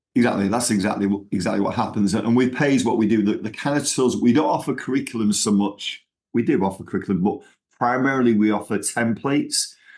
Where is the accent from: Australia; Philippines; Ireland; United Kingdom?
United Kingdom; Manchester, North West England; accent: Manchester; moved away as an adult; now in Texas, United States; I've still got my Manchester accent